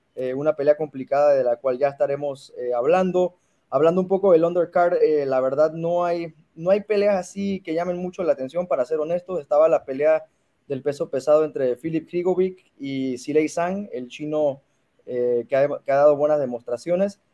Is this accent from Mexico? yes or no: yes; Mexico; soy mexicano